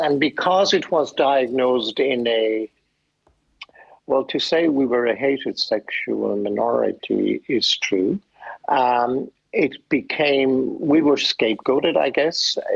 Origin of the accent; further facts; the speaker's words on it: Ennis, Munster, Ireland; I grew up in Ennis, County Clare